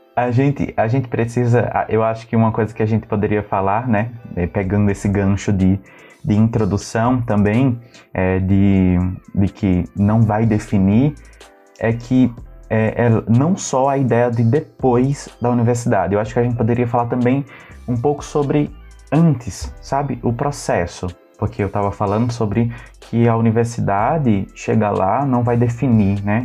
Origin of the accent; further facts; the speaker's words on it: Northeast Region, Brazil; nós somos uhum. cristãos é, somos nordestinos